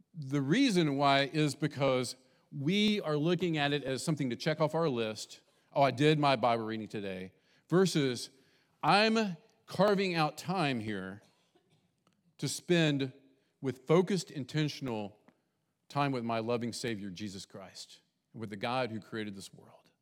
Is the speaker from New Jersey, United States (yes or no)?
no; West Virginia, United States; also born or lived in Texas; now in Bainbridge, United States; I grew up in West Virginia, semi-south, but not fully south, and in Texas, kind of its own thing when we lived there